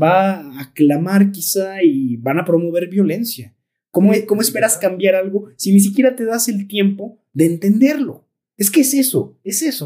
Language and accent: Spanish; Tolimán, Querétaro, Mexico; nosotros que somos de Tolimán